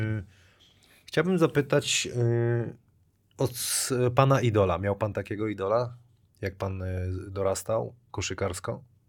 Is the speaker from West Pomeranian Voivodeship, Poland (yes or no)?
no; Wrocław, Lower Silesian Voivodeship, Poland; bo to moje osiedle